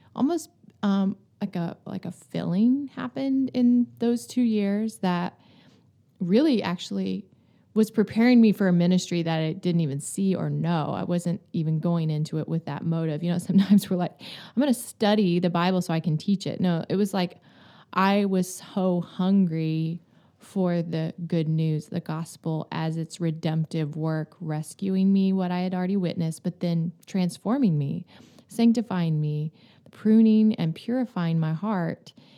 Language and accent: English; Florida, United States; moved away; also born or lived in New York; I grew up in Florida on the Gulf